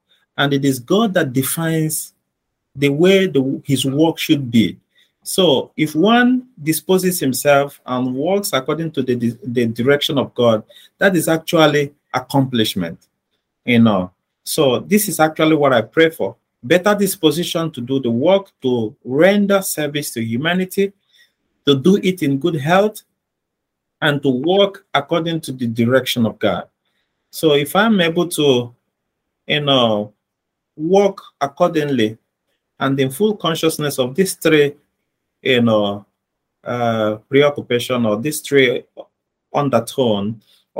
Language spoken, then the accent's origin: English; Nigeria; born there; Being born in Nigeria, my parents are living here in Nigeria. My siblings are here in Nigeria. The greater part of me, is found here in Nigeria.